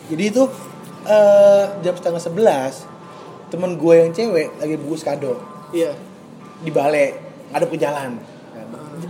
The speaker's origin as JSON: {"language": "Indonesian", "town": "Surabaya", "region": "East Java", "country": "Indonesia", "said": "kita orang Surabaya"}